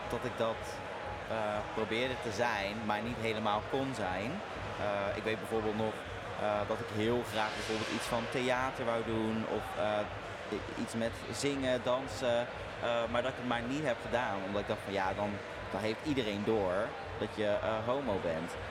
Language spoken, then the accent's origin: Dutch; Zeeland, Netherlands; Eh, in Zeeland, ja. Ik moet zeggen, kijk, het was natuurlijk een, een christelijk dorp.